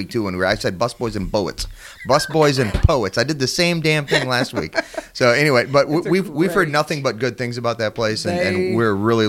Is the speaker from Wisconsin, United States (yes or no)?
yes; Wisconsin, United States; moved away; I'm from Wisconsin.